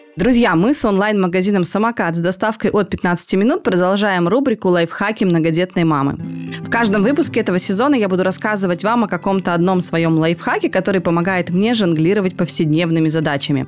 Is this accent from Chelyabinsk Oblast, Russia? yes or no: yes; Chelyabinsk, Chelyabinsk Oblast, Russia; now in Moscow, Russia; я не с поселка, но я там из, из Челябинска, но тоже из очень простой